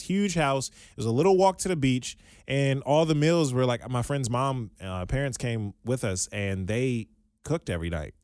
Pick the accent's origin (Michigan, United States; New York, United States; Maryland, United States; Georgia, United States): Maryland, United States; I'm from Maryland